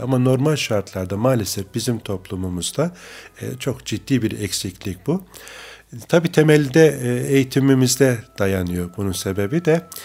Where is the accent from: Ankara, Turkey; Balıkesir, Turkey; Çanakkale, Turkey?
Çanakkale, Turkey; Bayramiç; moved away as an adult; also born or lived in Istanbul; Çanakkale'nin Bayramiç ilçesi evet. Karaköy köyünde doğduk.